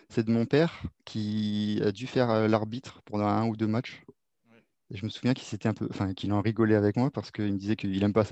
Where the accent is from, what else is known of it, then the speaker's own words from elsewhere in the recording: Réunion, France; moi, je suis originaire de La Réunion et le foot, on y allait, on y allait les soirs après l'école ou le, week-end